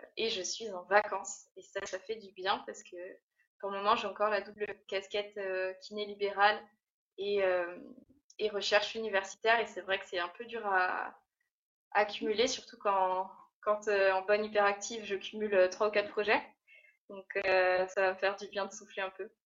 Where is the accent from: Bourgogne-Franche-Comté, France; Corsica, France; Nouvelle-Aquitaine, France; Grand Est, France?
Bourgogne-Franche-Comté, France; Burgundy; moved away as an adult; now in Réunion, France; je viens de Bourgogne initialement et je suis partie à y 5 ans sur l'île de la Réunion